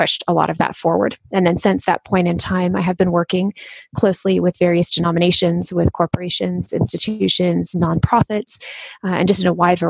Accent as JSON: {"language": "English", "region": "Michigan", "country": "United States", "tie": "born or raised there", "moved": "yes", "lives_now": "Louisville, United States", "said": "I was born and raised in Michigan, homeschooled myself"}